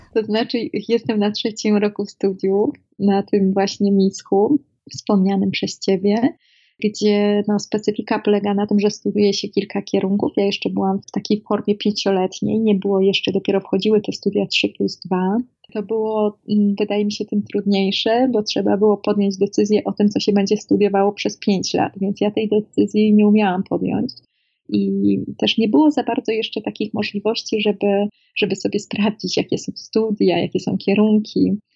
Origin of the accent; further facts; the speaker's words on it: Szczecinek, West Pomeranian Voivodeship, Poland; Ja jestem, pochodzę z małego miasteczka ze Szczecinka, województwie zachodniopomorskim